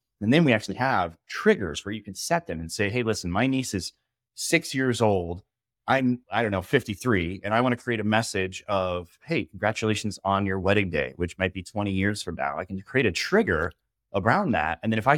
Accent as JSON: {"language": "English", "town": "Boulder", "region": "Colorado", "country": "United States", "tie": "born or raised there", "said": "I'm from Colorado, grew up in Boulder, ended up joining the military when I was 24"}